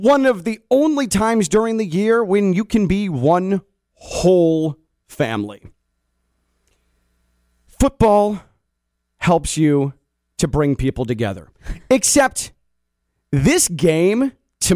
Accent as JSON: {"language": "English", "town": "Chicago", "region": "Illinois", "country": "United States", "tie": "born or raised there", "said": "I grew up in Chicago"}